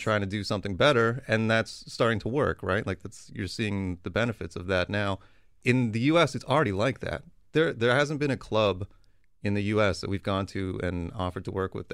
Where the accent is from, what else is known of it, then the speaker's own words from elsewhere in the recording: Toronto, Ontario, Canada; we're from Toronto